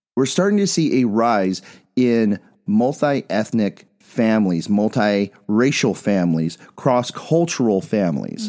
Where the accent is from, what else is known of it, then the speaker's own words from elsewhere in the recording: Bisbee, Arizona, United States; moved away; also born or lived in Phoenix; I'm from Bisbee